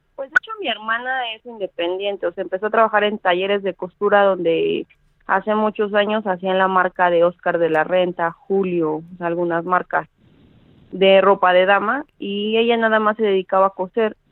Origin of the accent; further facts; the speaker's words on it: Mexico City, Mexico; yo soy de la Ciudad de México, tengo 33 años